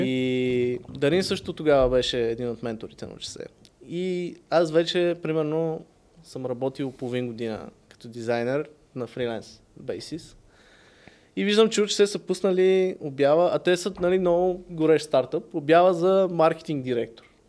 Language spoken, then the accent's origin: Bulgarian; Sofia, Sofia City, Bulgaria; also born or lived in Varna; роден съм в София, майка ми е от Варна, съответно съм израснал половината време тук, половината във Варна.